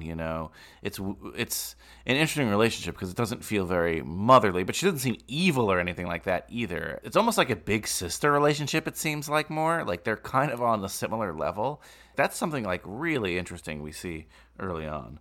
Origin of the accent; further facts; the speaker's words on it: Bergen County, New Jersey, United States; you and I grew up in Bergen County